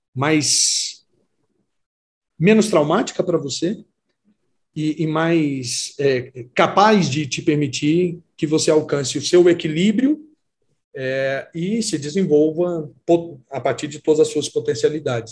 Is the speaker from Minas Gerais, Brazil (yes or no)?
yes; Campos Altos, Minas Gerais, Brazil; moved away as an adult; also born or lived in Contagem, Minas Gerais / Uberlândia, Minas Gerais; now in Pires do Rio, Brazil; eu saí de uma cidadezinha onde eu nasci, chamada Campos Altos, e fui morar sozinho em Contagem